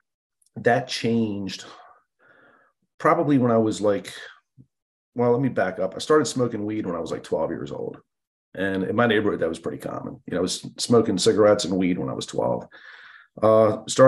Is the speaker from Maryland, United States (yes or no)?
yes; Baltimore, Maryland, United States; I grew up in Baltimore City